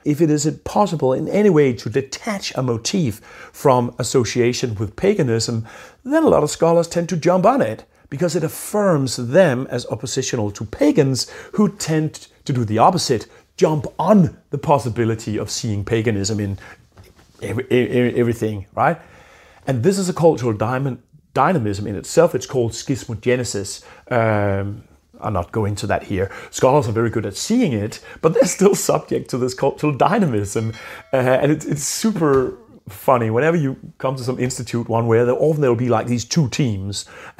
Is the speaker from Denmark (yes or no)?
yes; Jutland, Denmark; accent: eastern Danish; So even though I'm from Jutland, I have come to speak an eastern Danish dominated dialect.